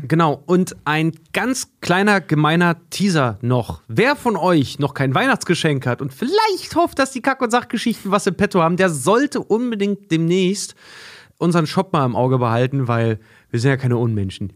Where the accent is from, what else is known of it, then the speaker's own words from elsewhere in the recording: Germany; wir als, als Deutsche